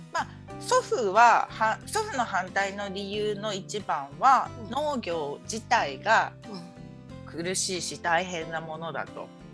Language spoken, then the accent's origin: Japanese; Kagoshima, Japan; now in Aira, Japan; 私鹿児島市の出身で